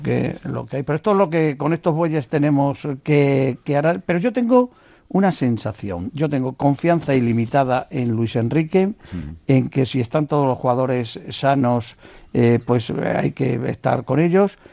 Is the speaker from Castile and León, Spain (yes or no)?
no; Seville, Andalusia, Spain; yo soy más sevillano que la Torre del Oro